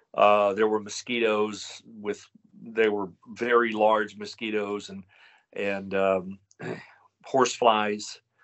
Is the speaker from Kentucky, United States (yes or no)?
yes; Kentucky, United States; I'm from Kentucky and had family in West Virginia, Tennessee and Virginia